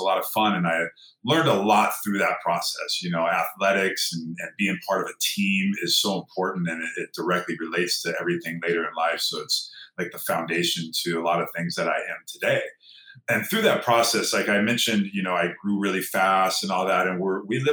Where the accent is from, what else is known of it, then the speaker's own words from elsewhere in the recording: Downey, California, United States; I grew up in Southern California here in a little town called Downey, just outside of East